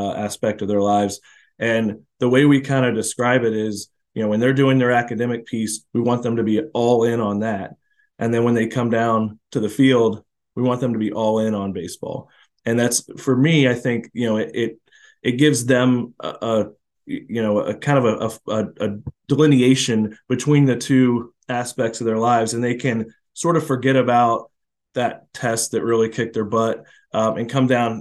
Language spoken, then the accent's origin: English; Florida, United States; moved away; I come from Florida where it's baseball and it's serious and it's a certain way you play it